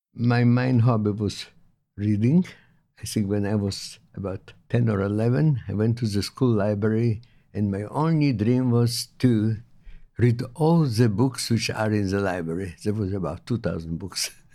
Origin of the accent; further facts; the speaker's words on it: Vilnius, Vilnius County, Lithuania; moved away as an adult; now in Melbourne, Australia; I was born in Poland in nineteen twenty-two, in a town, Vilnius. It's a capital of Lithuania now